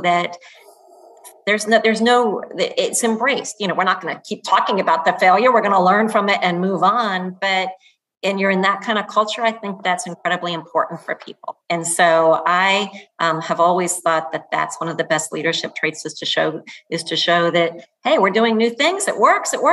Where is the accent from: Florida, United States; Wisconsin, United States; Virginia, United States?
Florida, United States; moved away; I grew up in Florida